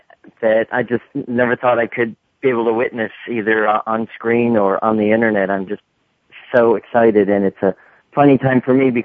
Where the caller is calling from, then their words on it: Atlanta, Georgia, United States; I'm calling from Atlanta.